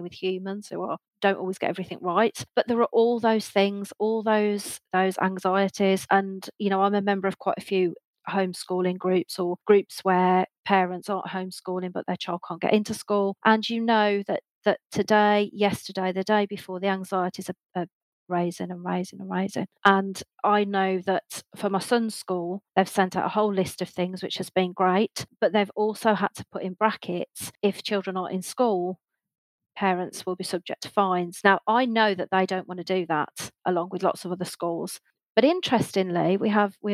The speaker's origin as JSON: {"language": "English", "country": "United Kingdom", "said": "we are an island. We are a small island."}